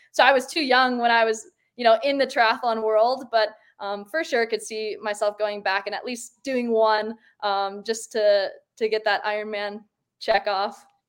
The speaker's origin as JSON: {"language": "English", "region": "Michigan", "country": "United States", "tie": "born or raised there", "moved": "yes", "lives_now": "Park City, United States", "said": "growing up in Michigan"}